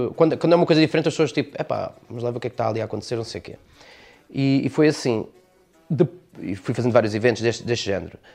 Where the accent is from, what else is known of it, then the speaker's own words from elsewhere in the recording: Almancil, Algarve, Portugal; also born or lived in Montijo; eu sou de, do, do Montijo, mas vivo cá desde, desde pequenino, portanto sou, sou algarvio